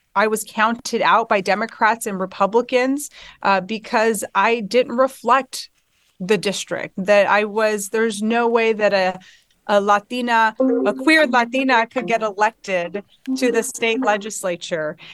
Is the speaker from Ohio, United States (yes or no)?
no; Inland Empire, California, United States; I brought my experiences with me growing up in the Inland Empire